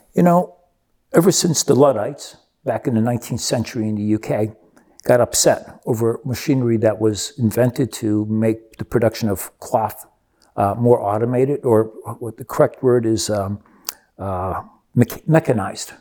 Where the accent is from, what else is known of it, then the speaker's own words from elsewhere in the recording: Rio de Janeiro, Brazil; moved away; I grew up with that in Rio de Janeiro.